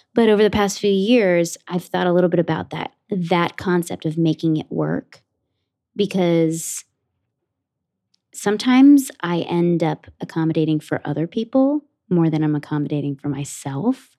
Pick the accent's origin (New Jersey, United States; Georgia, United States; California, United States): New Jersey, United States; Ridgewood; I grew up in Ridgewood, New Jersey, in Bergen County, like, about forty-five minutes outside of the city